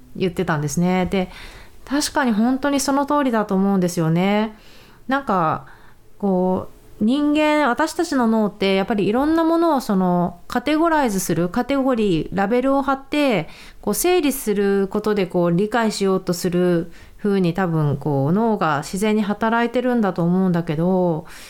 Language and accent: Japanese; Japan; also born or lived in San Diego, United States; now in United States; 同じ日本から来たものとして、やっぱり日本人の選手はすごく応援する